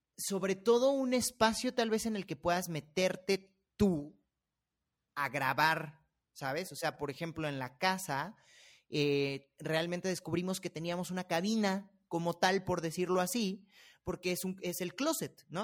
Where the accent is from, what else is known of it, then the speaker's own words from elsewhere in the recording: Mexico City, Mexico; accent: chilango; los chilangos y todos estamos hablando así todo el tiempo